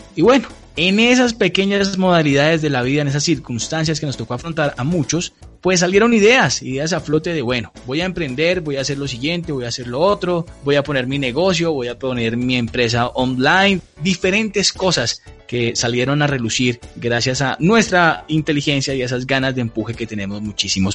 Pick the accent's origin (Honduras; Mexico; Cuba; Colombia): Colombia; como buenos colombianos